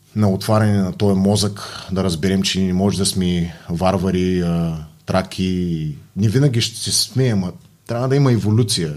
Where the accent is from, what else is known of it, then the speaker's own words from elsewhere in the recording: Bulgaria; Все пак съм българин